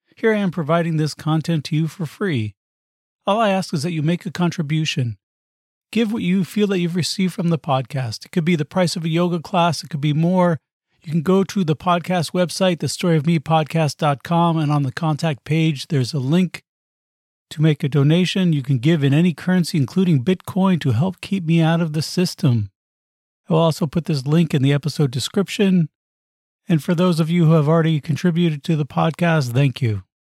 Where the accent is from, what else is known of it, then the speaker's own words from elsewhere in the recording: United States; also born or lived in Arizona / Los Angeles / New York; growing up in the U S